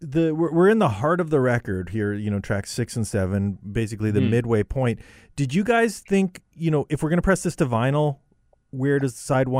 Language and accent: English; Brandon, Manitoba, Canada; I grew up in Brandon